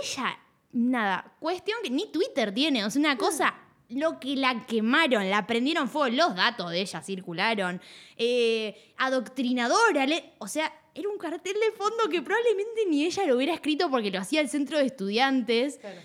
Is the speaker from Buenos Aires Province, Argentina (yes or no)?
no; Puerto Madryn, Chubut, Argentina; de Puerto Madryn, de donde soy yo